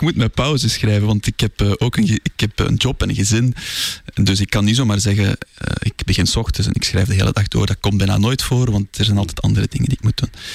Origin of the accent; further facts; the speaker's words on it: Zoutleeuw, Flanders, Belgium; moved away as an adult; also born or lived in Brussels; omdat ik geen Brusselaar ben. Eh, ik ben daar gaan studeren. Ik ben afkomstig van Zoutleeuw